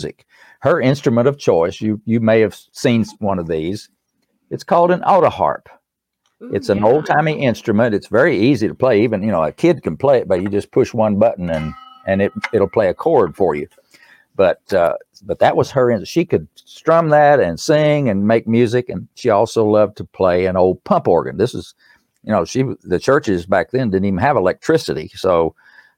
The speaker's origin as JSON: {"language": "English", "town": "Erwin", "region": "Tennessee", "country": "United States", "tie": "born or raised there", "accent": "East Tennessee", "said": "I was born in East Tennessee in a little town called Irwin"}